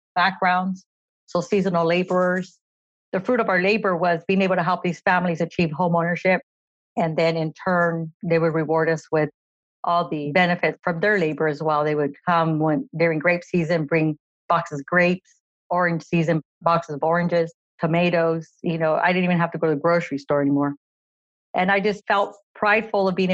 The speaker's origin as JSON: {"language": "English", "town": "Madera", "region": "California", "country": "United States", "tie": "born or raised there", "said": "I'm born and raised in Madera, California"}